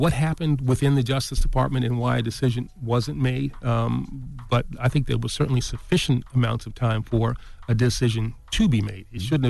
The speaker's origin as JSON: {"language": "English", "town": "East Elmhurst", "region": "New York", "country": "United States", "said": "I'm from East Elmhurst."}